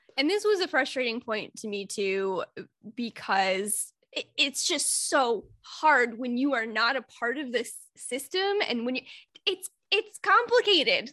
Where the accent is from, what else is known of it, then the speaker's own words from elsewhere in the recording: Midwest, United States; I'm from the Midwest.